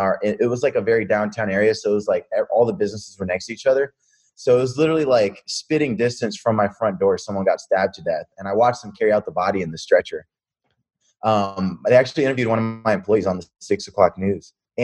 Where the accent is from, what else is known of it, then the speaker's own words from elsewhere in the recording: Pennsylvania, United States; also born or lived in New York City / Las Vegas / New Jersey / Tampa; So we lived in Vegas. We lived in New Jersey. I was born in New York City, lived in Tampa, lived in Colorado, grew up from 12 to like 20 in Pennsylvania.